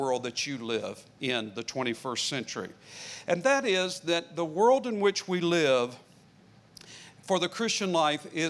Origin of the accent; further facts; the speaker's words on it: United States; I grew up in the northern part of the Carolinas and along the border, and we could see the mountains off in the distance